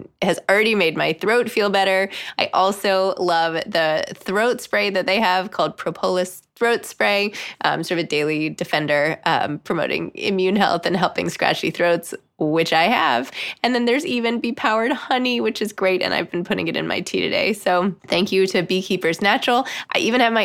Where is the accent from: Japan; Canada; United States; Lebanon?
United States; New York; in New York growing up